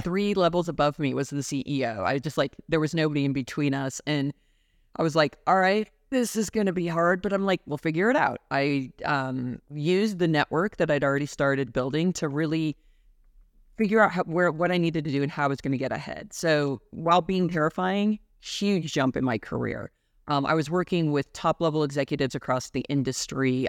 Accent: Denver, Colorado, United States; moved away as an adult; also born or lived in Arizona; my hometown of Denver

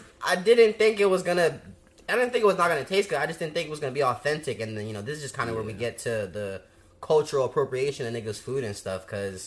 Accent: Jamaica; I'm Jamaican

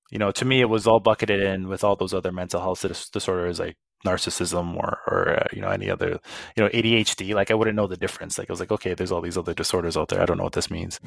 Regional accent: Saskatoon, Saskatchewan, Canada; moved away as an adult; also born or lived in Edmonton / Toronto; I got a job selling cell phones at the little kiosk in, in the Costco in my hometown.

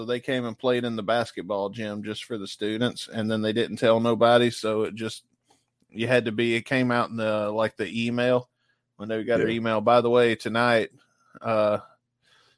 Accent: Booneville, Mississippi, United States; I'm technically from Boonville, Mississippi, which is between Corinth and Tupelo.

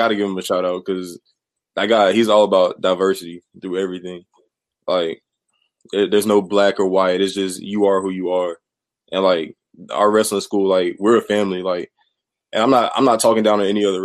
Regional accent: Swansea, South Carolina, United States; I actually come from a small town called Swansea, which is like 30 minutes from Columbia

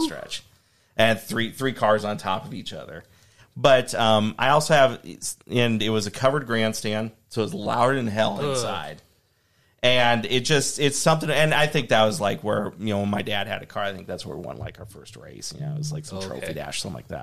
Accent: Eagle, Nebraska, United States; I am sentimental around Eagle because that's where I grew up. I grew up around Midwest.

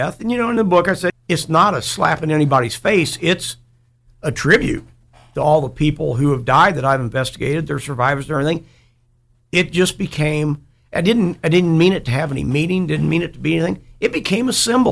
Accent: Dayton, Ohio, United States; I grew up in East Dayton

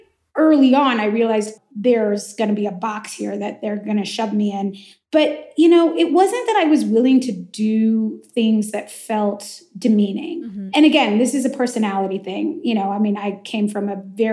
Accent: the Valley, California, United States; I'm from the Valley. I went to like 34 yeah. bar and bat mitzvahs growing up.

